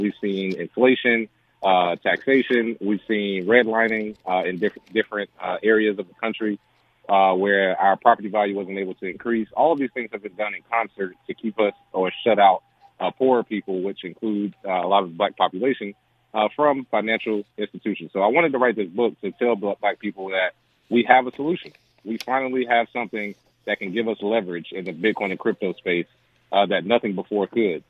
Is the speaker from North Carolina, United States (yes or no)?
yes; Charlotte, North Carolina, United States; I grew up in Charlotte, North Carolina